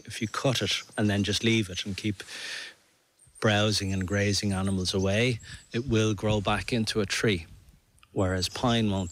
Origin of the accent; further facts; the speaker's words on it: Dublin, Leinster, Ireland; moved away as an adult; now in Beara Peninsula, Ireland; I'm from Dublin originally, but I've been living here in the Bear Peninsula for 12 years now